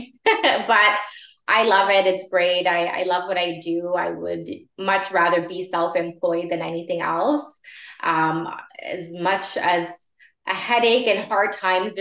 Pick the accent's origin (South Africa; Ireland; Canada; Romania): Canada; Vaughan, Ontario; I grew up in Vaughan and I have a lot of connections there